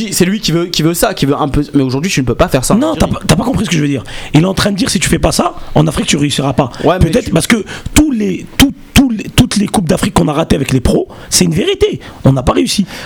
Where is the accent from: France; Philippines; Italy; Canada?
France; Castres, Occitania; Moi, je suis de Castres. En fait, je suis du même quartier